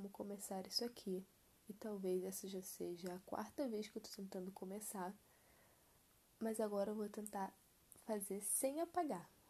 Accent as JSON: {"language": "Portuguese", "region": "Rio de Janeiro", "country": "Brazil", "tie": "born or raised there", "said": "tenho 21 anos, nasci e cresci no Rio, especificamente na Zona Oeste"}